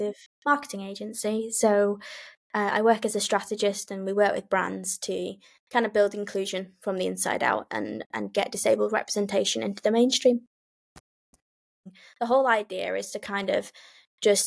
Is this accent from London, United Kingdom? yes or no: no; Lancashire, North West England, United Kingdom; now in Dorset, United Kingdom; I live in Dorset, but I'm originally from Lancashire, so kind of a northern girl in the south